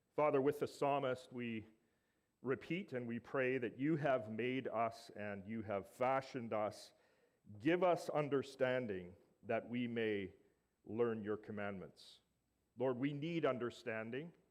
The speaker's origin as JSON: {"language": "English", "region": "Alberta", "country": "Canada", "tie": "born or raised there", "said": "Growing up in Alberta"}